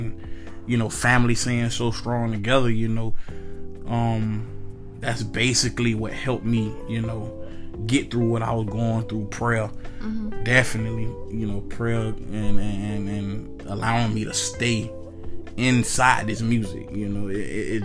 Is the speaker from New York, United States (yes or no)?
no; Altamonte Springs, Florida, United States; I'm from Altamont, Florida